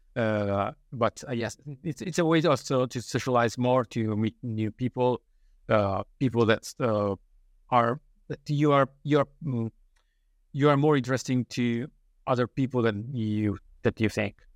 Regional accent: Italy; English is a second language; moved away as an adult; also born or lived in Dublin, Ireland; now in United Kingdom; in Italy, I've been living in my hometown for, well, most of my life

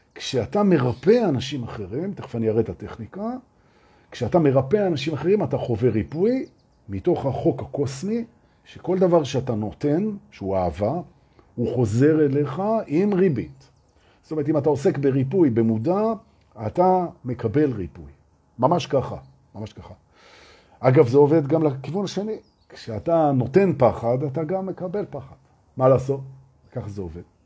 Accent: Israel; אנחנו מפחדים בתור ישראלים

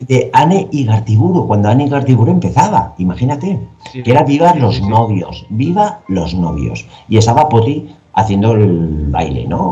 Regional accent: Alicante, Valencian Community, Spain; Yo soy vengo de Alicante, soy bailarín.

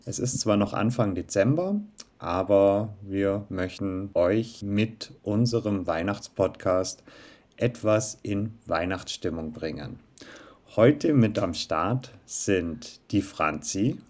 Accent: Southern Germany, Germany; Wir bzw. ich komme aus Süddeutschland

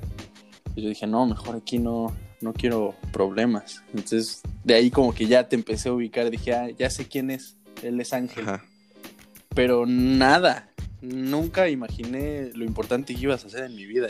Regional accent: Mexico; moved away as an adult; now in Santiago de Compostela, Spain; dejé México, que dejé atrás como Hugo Sánchez

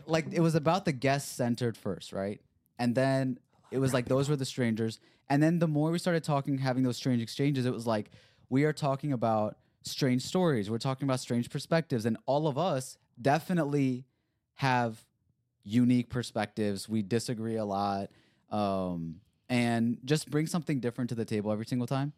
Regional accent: Bel Air, United States; growing up in Bel Air

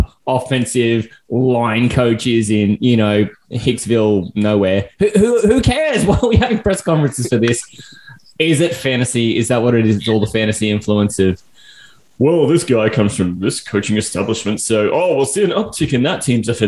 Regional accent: Australia; the jocular nature of being Aussie

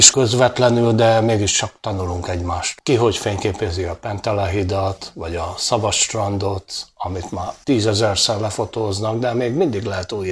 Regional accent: Dunaújváros, Fejér, Hungary; 60 éve születtem Dunajvárosba, azóta itt lakom, 10 éves korom óta fotózom

